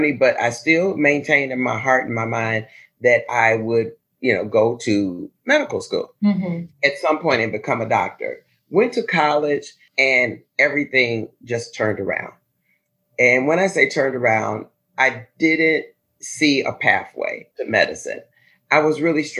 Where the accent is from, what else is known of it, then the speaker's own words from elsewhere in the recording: Chicago, Illinois, United States; As a kid, I grew up in the Inglewood community of Chicago